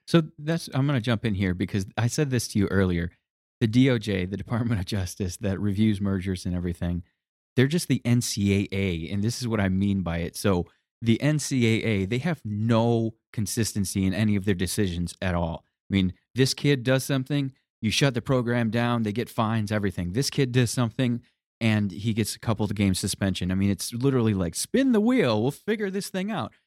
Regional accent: Michigan, United States; I'm from Michigan, Detroit cars

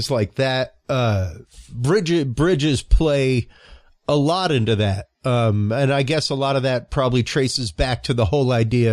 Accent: Cajun, Louisiana, United States; I'm Cajun by upbringing, you know, half Cajun

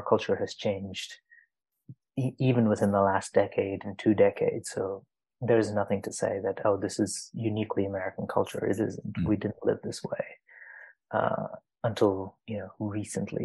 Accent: Dubai, United Arab Emirates; moved away; I grew up in Dubai

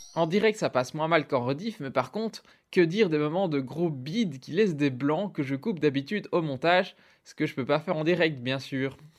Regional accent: Belgium; je suis belge, donc si vous entendez des 70 ou des 90, ne soyez pas surpris

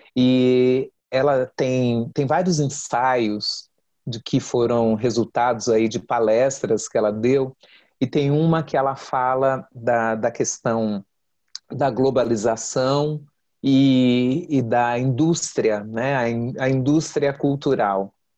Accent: São Paulo, Brazil; Eu nasci em São Paulo, mas eu sou filha de baianos de Terra Nova

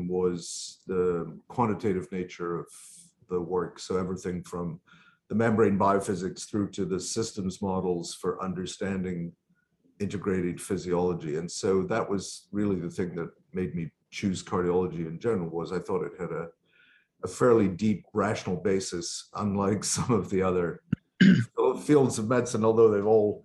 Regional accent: Skye, Scotland, United Kingdom; now in Boston, United States; I grew up on Skye off the west coast of Scotland

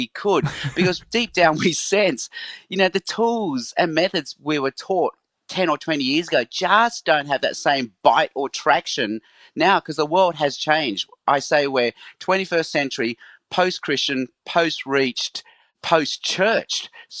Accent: Australia; also born or lived in Hong Kong; So I was born in Hong Kong, but as a baby, my parents moved to Australia. So I grew up in Australia.

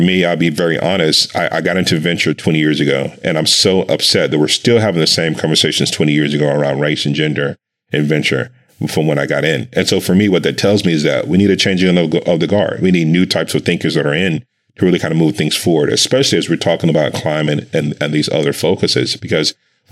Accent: Dallas, Texas, United States; I grew up in Dallas, Texas

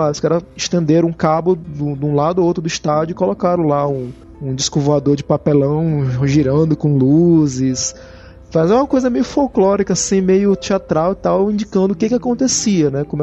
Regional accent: Manaus, Amazonas, Brazil; Mas lá de onde eu venho, de Manaus, do norte do país, é cheio de lenda.

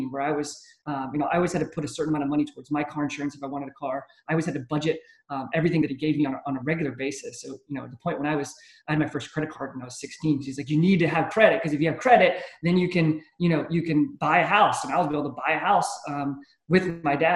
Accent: Charleston, South Carolina, United States; first language German; English is a second language; I was born here locally, never left

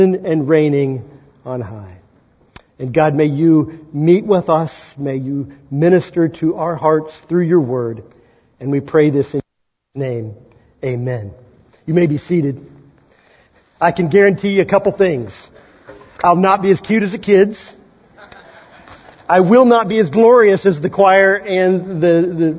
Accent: Kansas, United States; accent: Kansan; my native tongue, Kansan

